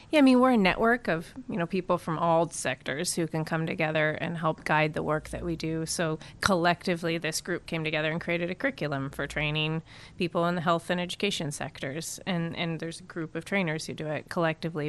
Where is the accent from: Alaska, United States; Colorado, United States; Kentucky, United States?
Alaska, United States; also born or lived in California / Massachusetts; I'm from Alaska